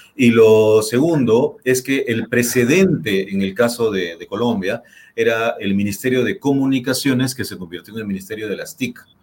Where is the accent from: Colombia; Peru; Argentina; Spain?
Peru; los peruanos, todos nosotros